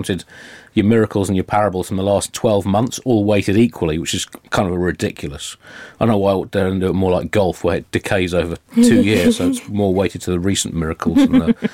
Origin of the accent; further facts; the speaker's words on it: England, United Kingdom; an English Jew